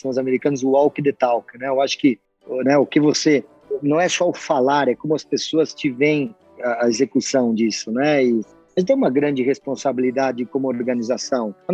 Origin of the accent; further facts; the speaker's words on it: Santa Catarina, Brazil; accent: strong R, German and Italian colonization; Eu venho de uma região do oeste de Santa Catarina, onde a pronunciação do R ela é bastante carregada, porque é uma colonização alemã e italiana.